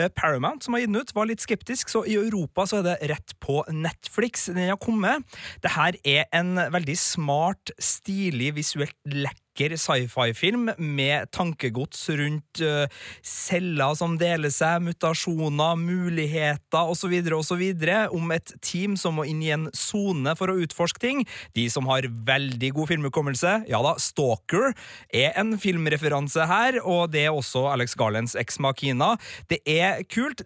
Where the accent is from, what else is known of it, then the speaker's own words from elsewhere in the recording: Trøndelag, Norway; så er jo både jeg og du, Birger, av trøndersk stamme, holdt jeg på å si. Vi, vi er jo trøndere